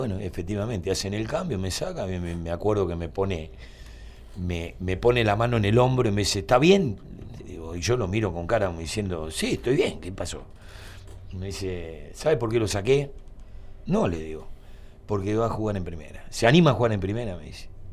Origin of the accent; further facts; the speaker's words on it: Mar del Plata, Buenos Aires Province, Argentina; yo nací y tuve meses en Cerrito 66. Cerrito y Juan B. Justo.